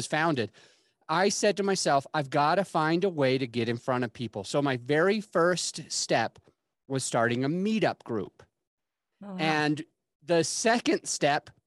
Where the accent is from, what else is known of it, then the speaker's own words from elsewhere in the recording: Utah, United States; moved away as an adult; also born or lived in Florida / Denver; I grew up in Utah.